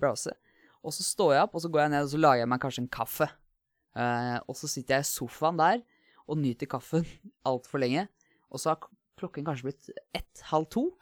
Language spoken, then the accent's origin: Norwegian; Asker, Akershus, Norway; Jeg kommer fra Asker, uh, nærmere bestemt Hvalstad